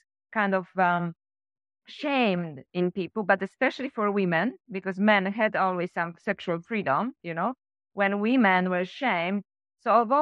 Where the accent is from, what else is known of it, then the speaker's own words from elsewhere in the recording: Poland; moved away as an adult; also born or lived in Sweden / France / Canada / Australia; I came back to Poland from Sweden